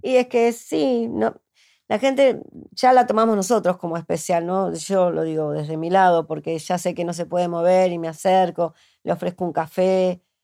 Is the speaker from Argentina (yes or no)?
yes; Martínez, Buenos Aires Province, Argentina; yo soy de Martínez